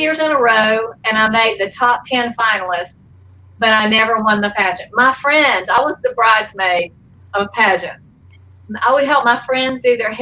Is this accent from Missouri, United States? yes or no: no; Forest Park, Georgia, United States; moved away as an adult; also born or lived in Alma, Georgia / California; we moved to a little town called Forest Park, which is near the Atlanta airport. And I went to elementary school there